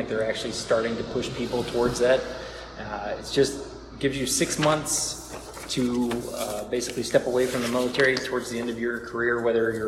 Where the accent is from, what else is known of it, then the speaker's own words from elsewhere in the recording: Tennessee, United States; moved away; my hometown, which is in Tennessee